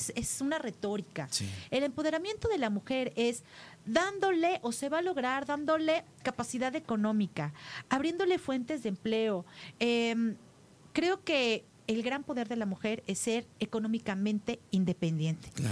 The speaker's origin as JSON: {"language": "Spanish", "town": "Tlalnepantla", "region": "State of Mexico", "country": "Mexico", "tie": "born or raised there", "said": "Ahí crecí, mi niñez, la viví ahí, al lado de mis padres, con todos mis hermanos"}